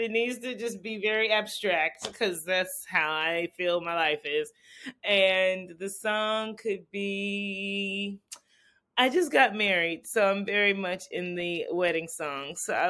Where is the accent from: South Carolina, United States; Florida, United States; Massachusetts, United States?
South Carolina, United States; Greenville; I grew up in Greenville, South Carolina. So for me, it wasn't really just go out there because there wasn't much to go to.